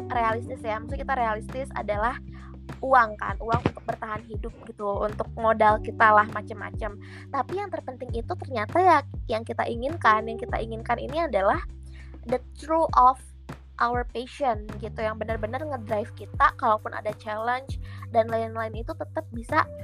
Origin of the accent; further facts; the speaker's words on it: Bogor, West Java, Indonesia; yang kan gue anak ini ya, kita kan anak Bogor ya.